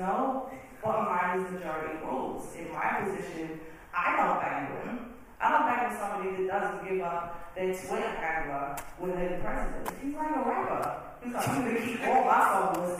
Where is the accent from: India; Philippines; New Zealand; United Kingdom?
United Kingdom; moved away as an adult; now in United States; I am British.